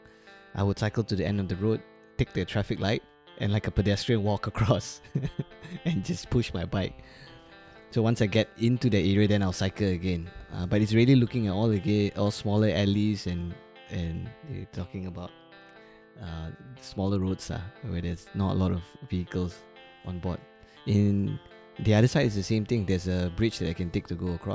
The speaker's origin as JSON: {"language": "English", "town": "Ipoh", "region": "Perak", "country": "Malaysia", "tie": "born or raised there", "moved": "yes", "lives_now": "Kuala Lumpur, Malaysia", "said": "me growing up in Ipoh"}